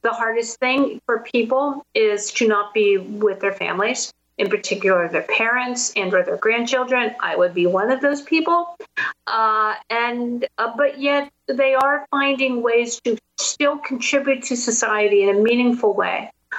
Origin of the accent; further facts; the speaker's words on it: Pittsburgh, Pennsylvania, United States; So I started my journey in my hometown of Pittsburgh, where I live, and went to a really vibrant area of town called the Strip District.